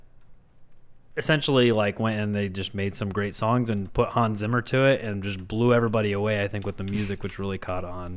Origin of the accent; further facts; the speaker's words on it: United States; as an American